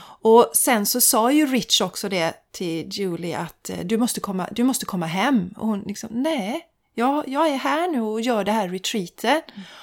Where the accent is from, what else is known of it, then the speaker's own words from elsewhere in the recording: Sweden; jag och min svägerska, vi var de enda från Sverige